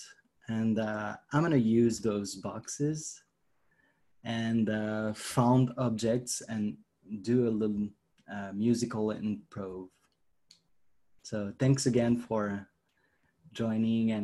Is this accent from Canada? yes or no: no; France; I'm from France.